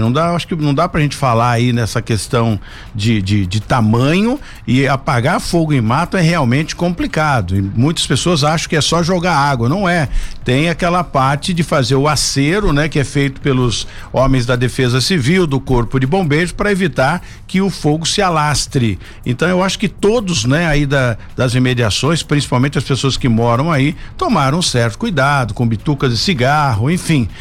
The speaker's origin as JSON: {"language": "Portuguese", "town": "São José dos Campos", "region": "São Paulo", "country": "Brazil", "tie": "born or raised there", "said": "eu sou nascido e criado aqui em São José. Então, essa é a minha cidade"}